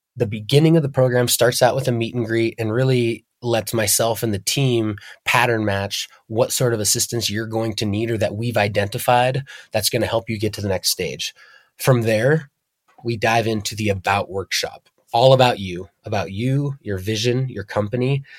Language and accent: English; Darby, Montana, United States; also born or lived in Hamilton, Montana; I grew up in the southern Bitter Valley, born in Hamilton, Montana, and raised in Darby.